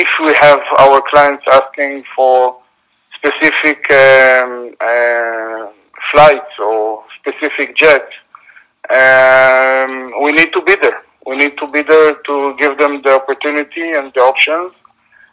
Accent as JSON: {"language": "English", "country": "Israel", "said": "I'm from Israel."}